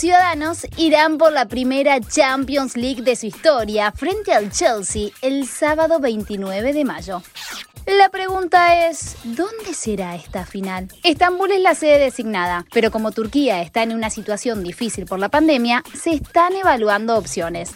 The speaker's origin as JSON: {"language": "Spanish", "region": "Córdoba", "country": "Argentina", "said": "Soy cordobés"}